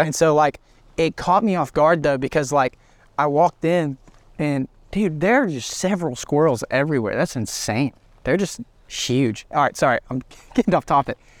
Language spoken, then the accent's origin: English; Trussville, Alabama, United States; also born or lived in Australia; I grew up in Trustville